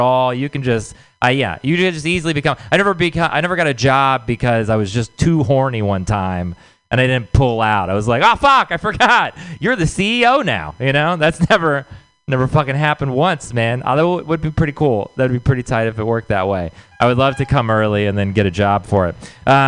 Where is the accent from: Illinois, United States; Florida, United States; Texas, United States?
Texas, United States; moved away; I'm from Texas